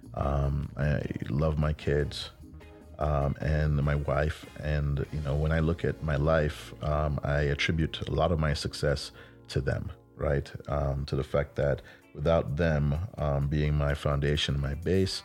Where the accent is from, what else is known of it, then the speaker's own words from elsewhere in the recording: Jamaica; moved away; I'm a kid from Jamaica